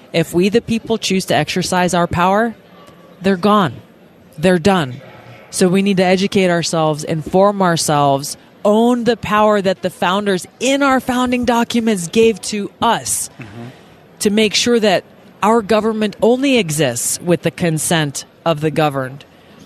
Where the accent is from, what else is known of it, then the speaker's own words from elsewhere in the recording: Hawaii, United States; my home state of Hawaii